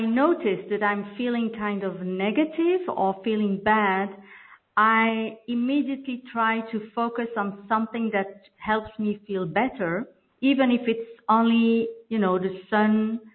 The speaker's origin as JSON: {"language": "English", "country": "Belgium", "first_language": "French", "second_language": "English", "said": "I'm from Belgium, and I'm speaking French normally, so this is my second language"}